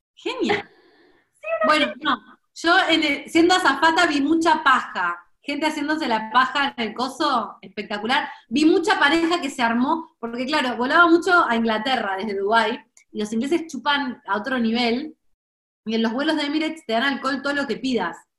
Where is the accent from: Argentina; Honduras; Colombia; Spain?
Argentina; nadie me dice sos argentina